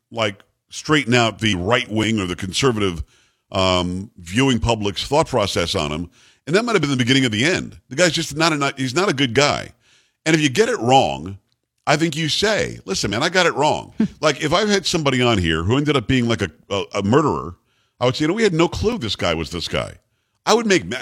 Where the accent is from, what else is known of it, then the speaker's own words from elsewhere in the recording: South Florida, United States; also born or lived in New York; I grew up in South Florida